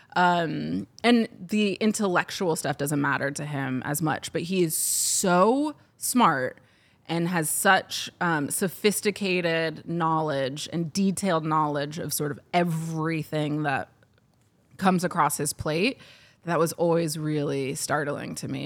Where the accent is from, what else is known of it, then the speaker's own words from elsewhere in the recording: Ohio, United States; moved away; But where I grew up in Ohio, there are distinct racial lines